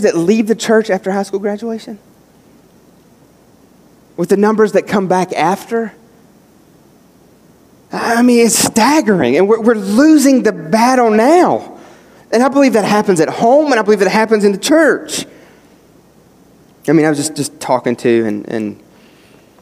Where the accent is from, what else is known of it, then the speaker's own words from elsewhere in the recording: West Virginia, United States; moved away; me growing up in West Virginia